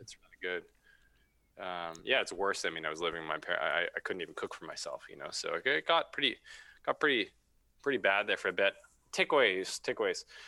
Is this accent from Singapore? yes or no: no; Vancouver, British Columbia, Canada; now in Squamish, Canada; Yeah, I'm from Vancouver. Grew up in Vancouver.